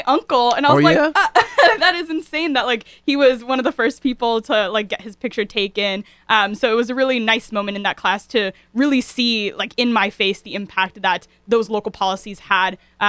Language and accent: English; New Haven, Connecticut, United States; So, you know, when I grew up in New Haven or in Fairhaven